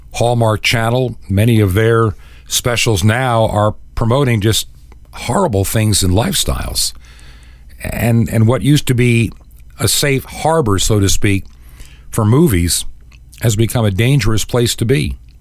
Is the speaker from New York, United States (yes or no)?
yes; Hicksville, New York, United States; raised in Long Island